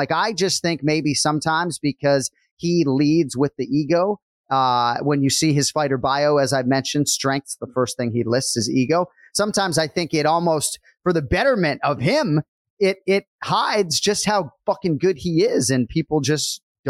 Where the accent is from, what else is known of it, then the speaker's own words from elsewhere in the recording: United States; I was born in the United States of America